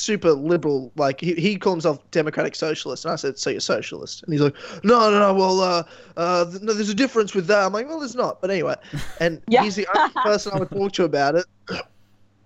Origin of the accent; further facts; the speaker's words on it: Queensland, Australia; also born or lived in Melbourne; I grew up in Queensland, which is, you know, our Texas.